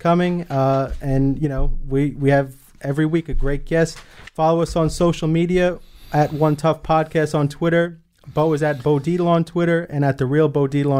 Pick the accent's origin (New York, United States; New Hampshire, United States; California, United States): New York, United States; New York City; moved away; I grew up in the Bronx